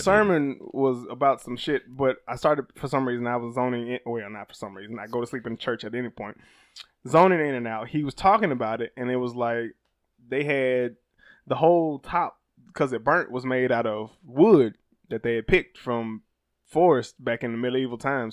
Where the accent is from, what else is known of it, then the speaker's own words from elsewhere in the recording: Alabama, United States; I'm from Alabama